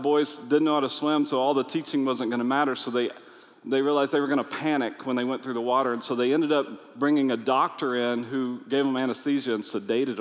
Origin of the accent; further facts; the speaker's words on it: United States; I'm from America